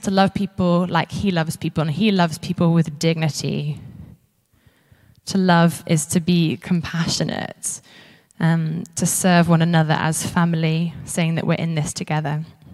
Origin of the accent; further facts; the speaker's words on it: Isle of Man; moved away as an adult; now in Edinburgh, United Kingdom; where I grew up in the Isle of Man